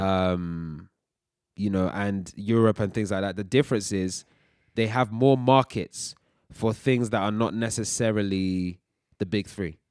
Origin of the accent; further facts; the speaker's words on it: United Kingdom; also born or lived in Nigeria (ancestry); we're Nigerians, uh, we're also British and we're proud of both.